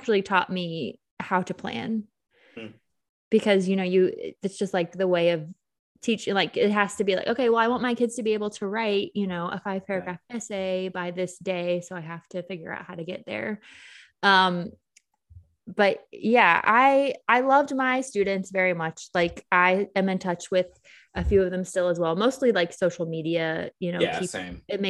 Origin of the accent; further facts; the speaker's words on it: Southeast, United States; moved away; also born or lived in Philadelphia / New York City; I grew up mostly in the Southeast, but have roots in Philly